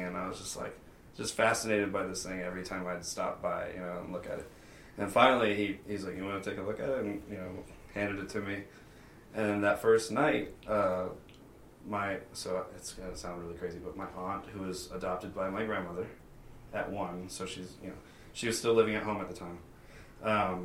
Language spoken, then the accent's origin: English; North Carolina, United States; now in Las Vegas, United States